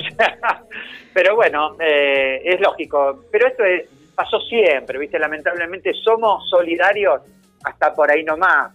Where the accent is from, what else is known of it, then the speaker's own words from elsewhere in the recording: Rosario, Santa Fe, Argentina; soy de Rosario